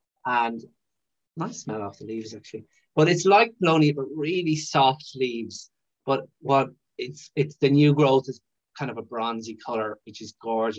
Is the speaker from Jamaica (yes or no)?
no; Brazil; I'm from Brazil, so I'm not sure how hard it'd be, but you just don't care.